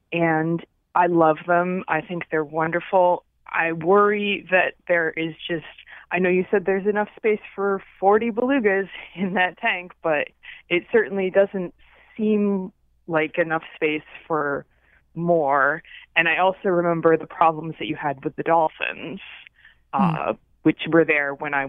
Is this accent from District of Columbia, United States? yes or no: no; New London, Connecticut, United States; now in Meriden, United States; So I grew up in New London, and when I was young girl, we were members of what it was then Mystic Marine Life Aquarium